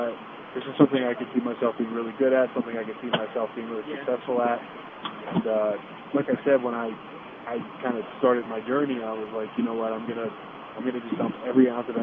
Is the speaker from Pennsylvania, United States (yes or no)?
yes; Pennsylvania, United States; I come from Pennsylvania